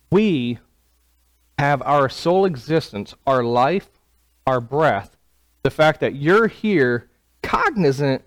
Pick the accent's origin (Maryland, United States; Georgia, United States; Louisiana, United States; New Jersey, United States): Maryland, United States; Clinton; now in Prattville, United States; So I grew up in Clinton, Maryland.